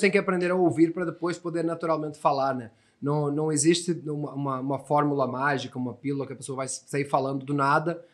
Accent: Portugal; first language Portuguese; moved away as an adult; now in Brazil; Sou português, nasci em Portugal

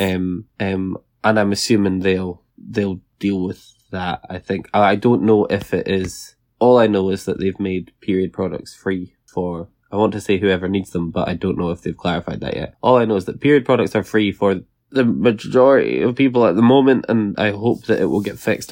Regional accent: Scotland, United Kingdom

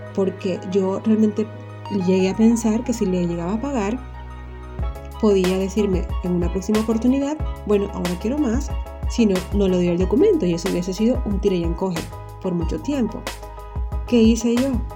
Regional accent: Venezuela; moved away; Y yo soy extranjera, vivo en otro país y en mi país Venezuela

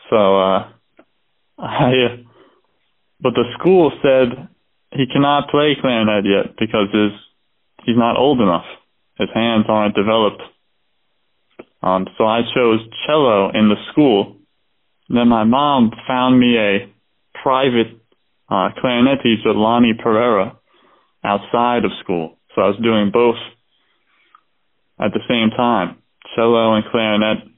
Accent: Doylestown, Pennsylvania, United States; I was born in Doylestown, Pennsylvania, a very, you know, kind of small place.

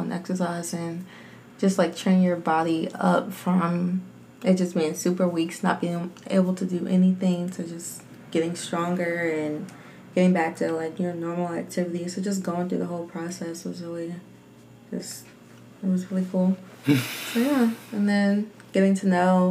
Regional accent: Newport News, Virginia, United States; I'm from Newport News, Virginia, born and raised.

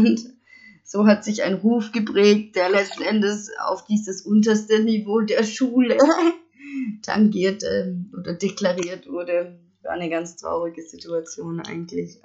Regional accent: Stuttgart area, Baden-Württemberg, Germany; ich komme aus dem Stuttgarter Raum und ich glaube, man hört es auch

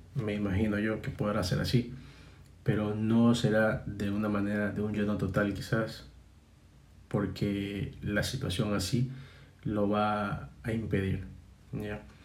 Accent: Guayaquil, Guayas, Ecuador; nosotros como guayaquileños, nosotros guayaquileños

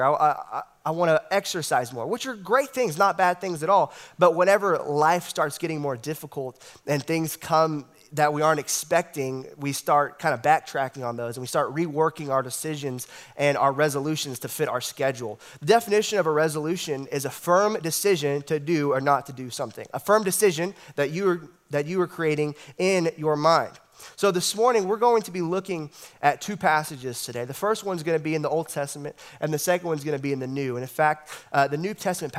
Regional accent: East Texas, United States; I was raised here in East Texas, been here all my life

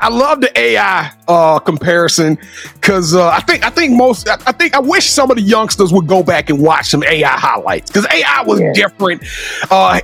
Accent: Louisiana, United States; I'm from Louisiana.

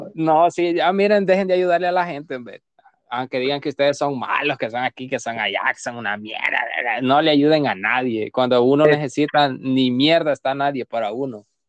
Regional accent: El Salvador; moved away; Yo soy el único salvadoreño. Entonces, dicen que los salvadoreños somos bien feos

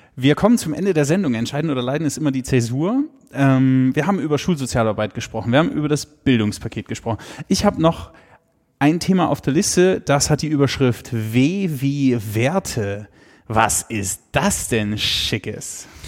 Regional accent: Germany; ich würde mein Heimatland nie mehr verlassen

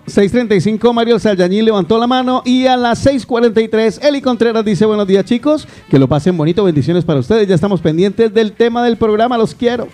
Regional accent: Guarromán, Andalusia, Spain; now in Barcelona, Spain; En mi pueblo querido, mi querido Guarromán

